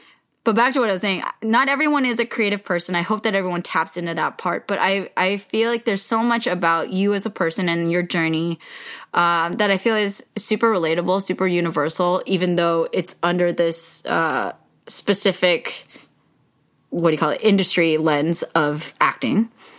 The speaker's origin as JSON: {"language": "English", "town": "Yolo", "region": "California", "country": "United States", "tie": "born or raised there"}